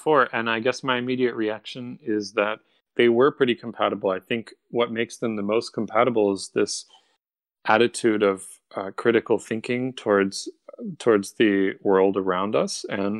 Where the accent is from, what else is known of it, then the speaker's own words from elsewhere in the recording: Cincinnati, Ohio, United States; also born or lived in Florence, Italy; I grew up in both places. I grew up in Cincinnati, Ohio, and in Florence, Italy.